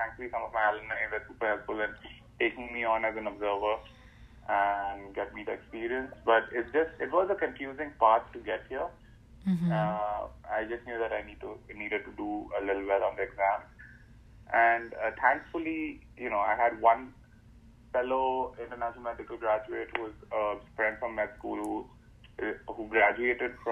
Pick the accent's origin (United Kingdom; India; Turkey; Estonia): India; moved away as an adult; now in United States; back in India